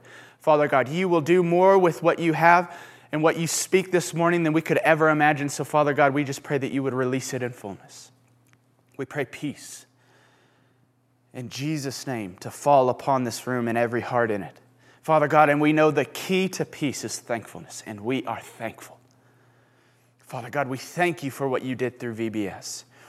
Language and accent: English; Houston, Texas, United States; moved away; I didn't like the rain until I moved here because I was from Houston, and the rain meant like certain death of humidity and just really uncomfortable.